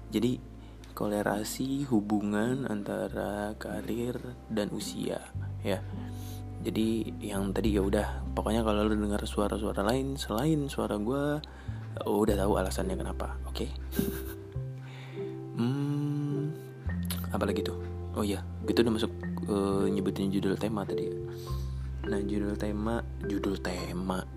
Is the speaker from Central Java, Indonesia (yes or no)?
no; East Kalimantan, Indonesia; waktu gue masih sekolah SMA gue dari Kalimantan Timur gue tuh berpikir maksudnya uh, hanya tahu gitu ya lingkupnya kan kecil ya tempat gue nggak terlalu besar cuman ya ibaratnya kabupaten tingkat dua biasa